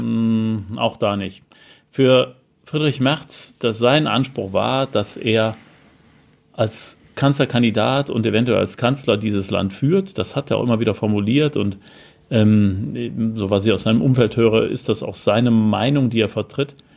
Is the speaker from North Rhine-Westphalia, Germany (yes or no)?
yes; Cologne, North Rhine-Westphalia, Germany; moved away; der schönen Stadt Köln, aus der ich ja gebürtig komme